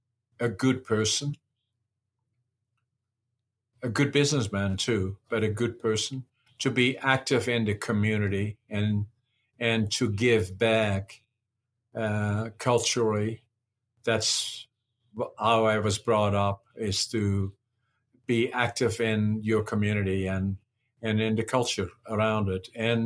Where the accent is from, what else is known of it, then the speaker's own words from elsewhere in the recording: Netherlands; now in Canada; No, I'm Canadian. I didn't preserve my Dutch. I don't intend to go back there to live. I live here in Canada.